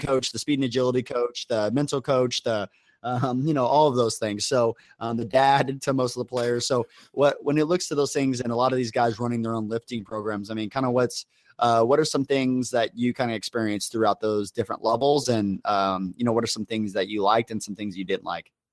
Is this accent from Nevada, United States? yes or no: yes; Las Vegas, Nevada, United States; moved away; I was from Academy in Vegas